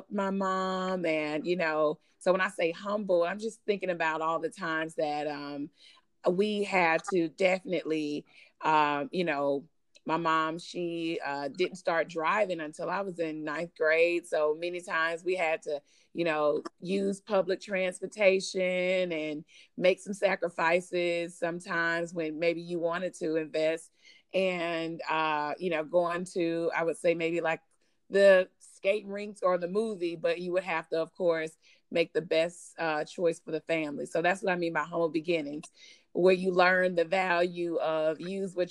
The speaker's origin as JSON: {"language": "English", "town": "Mobile", "region": "Alabama", "country": "United States", "tie": "born or raised there", "also_born_or_lived": "Detroit, Michigan / Montgomery, Alabama", "said": "I can also claim not only the Midwest, Detroit, I can also claim the South, Mobile, Alabama, for my upbringing"}